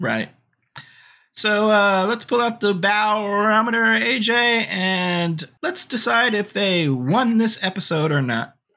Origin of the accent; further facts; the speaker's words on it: Gilman Street area, California, United States; now in New York, United States; that is my hometown area